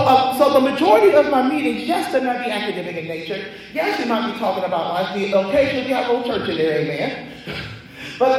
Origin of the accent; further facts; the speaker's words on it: Columbus, Ohio, United States; I'm from Columbus